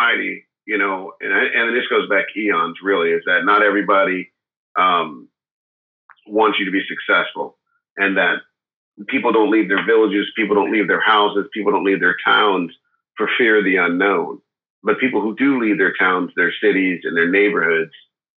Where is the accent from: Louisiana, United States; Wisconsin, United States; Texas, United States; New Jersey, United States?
Wisconsin, United States; Milwaukee; now in California, United States; I grew up in Milwaukee, Wisconsin. I live in California now, but I've lived all over the world